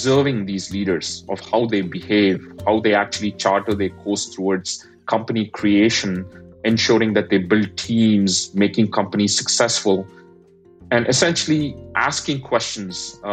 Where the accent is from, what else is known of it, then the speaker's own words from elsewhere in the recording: India; moved away as an adult; now in United States; given that I'm an immigrant, I grew up in India